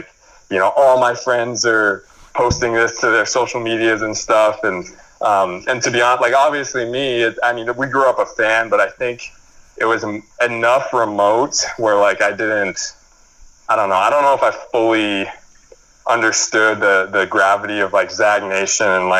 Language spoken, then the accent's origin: English; New Mexico, United States; moved away; my oldest sister, we're all from New Mexico